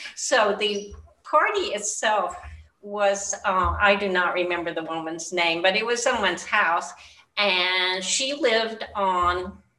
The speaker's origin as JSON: {"language": "English", "town": "Murray", "region": "Kentucky", "country": "United States", "tie": "born or raised there", "said": "I grew up in Murray, Kentucky."}